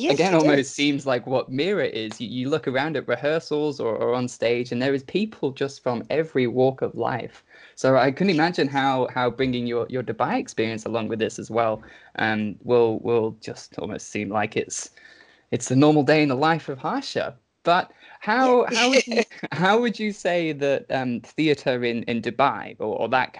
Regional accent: England, United Kingdom; moved away; I'm personally from England.

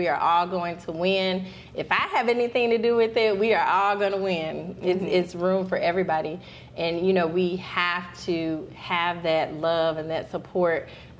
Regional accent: Alabama, United States; And I'm Alabama.

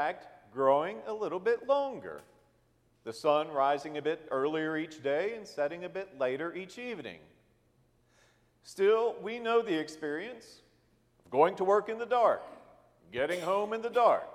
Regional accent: Harrisonburg, Virginia, United States; I grew up in Harrisonburg, Virginia, as the youngest of five children.

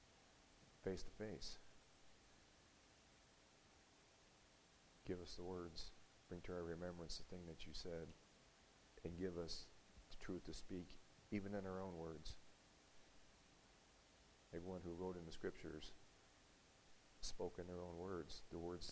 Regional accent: United States; an American who grew up with the right, along with everyone else in this country, to speak freely

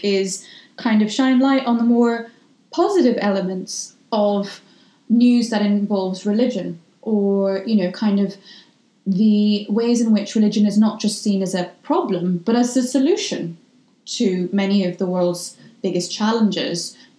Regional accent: Ireland; I am a Muslim, practicing one. And I grew up in Ireland. So that is also part of my identity.

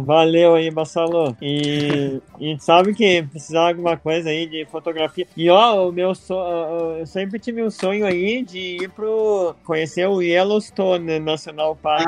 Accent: Brazil; moved away as an adult; also born or lived in Italy / Spain; now in Norway; eu sou do Brasil

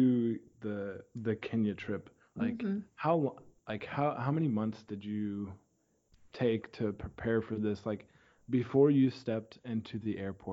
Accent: Terre Haute, Indiana, United States; Okay, because if you're like, I'm from Terre Haute, and so anyone from Terre Haute, they'll say, oh, I'm from Brazil

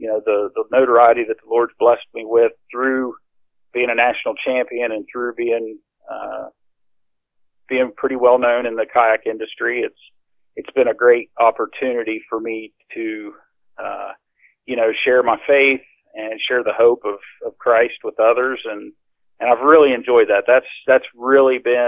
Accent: near Grafton, West Virginia, United States; I grew up in West Virginia

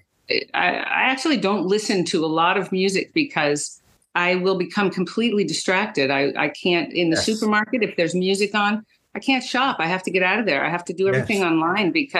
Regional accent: United States; I'm American.

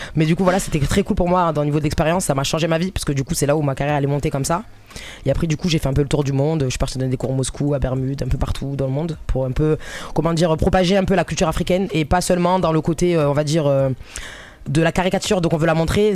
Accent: Marseille, Provence-Alpes-Côte d'Azur, France; moi je suis marseillaise

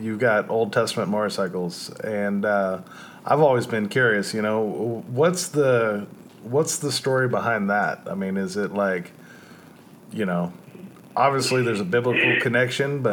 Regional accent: California, United States; now in Hampton Roads, Virginia, United States; I'm from California

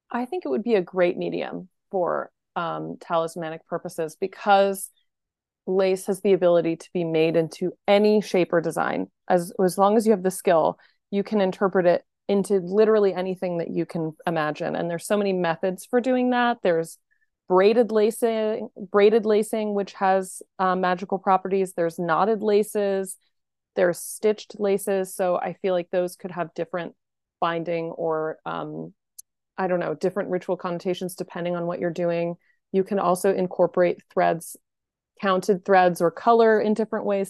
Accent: Pennsylvania, United States; I was born in Pennsylvania

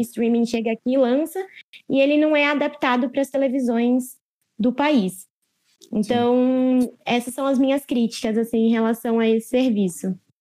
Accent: Brazil; eu sou brasileira

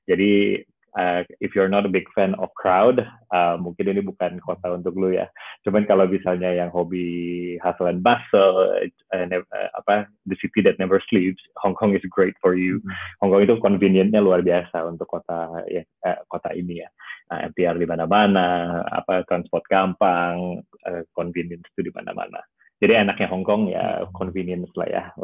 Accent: Perth, Western Australia, Australia; also born or lived in Jakarta / Sydney; now in London, United Kingdom; uh, lahir di Jakarta. Jadi actually di Australia ya, dulu gue sekolah di Perth, udah gitu uni di Sydney.

